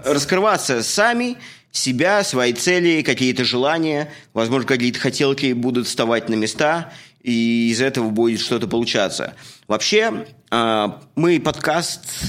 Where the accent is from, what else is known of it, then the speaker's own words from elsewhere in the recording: Russia; moved away as an adult; now in Canada; я из России